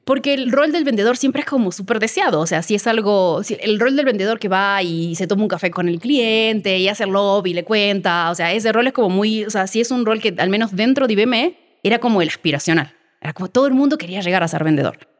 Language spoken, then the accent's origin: Spanish; Uruguay; moved away as an adult; now in Mexico; Soy uruguaya, nací en Uruguay hace 36 años ya